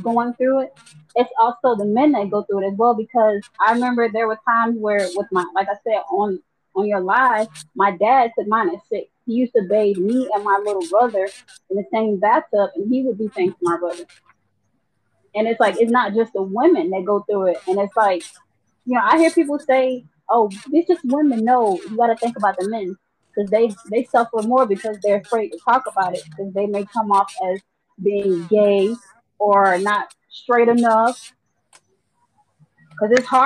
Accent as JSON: {"language": "English", "town": "Moultrie", "region": "Georgia", "country": "United States", "said": "I'm from Georgia"}